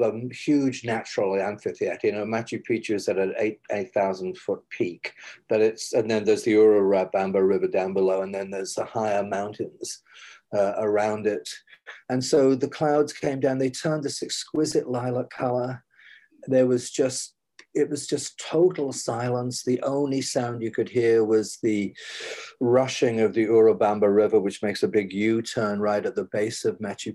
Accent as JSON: {"language": "English", "town": "Huddersfield", "region": "Yorkshire and the Humber", "country": "United Kingdom", "tie": "born or raised there", "also_born_or_lived": "Cardiff, Wales", "moved": "as an adult", "lives_now": "New York, United States", "said": "I'm a lad from Huddersfield"}